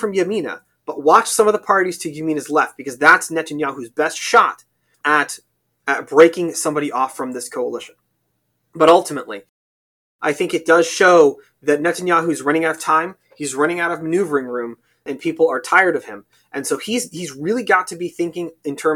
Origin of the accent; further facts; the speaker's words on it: United States; as an American